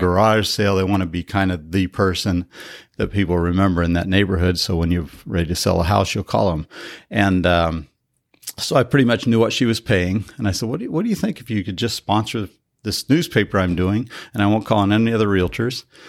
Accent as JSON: {"language": "English", "region": "Colorado", "country": "United States", "tie": "born or raised there", "moved": "yes", "lives_now": "San Diego, United States", "said": "I grew up in Colorado in a little, a very, very small town"}